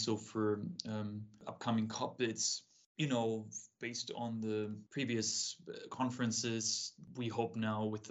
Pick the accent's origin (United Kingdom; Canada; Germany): Germany; Munich, Bavaria; moved away; I grew up in Munich in Germany